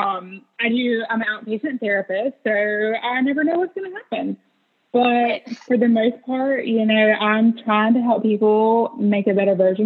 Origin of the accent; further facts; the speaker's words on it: a rural town in North Carolina, United States; growing up in a rural town in North Carolina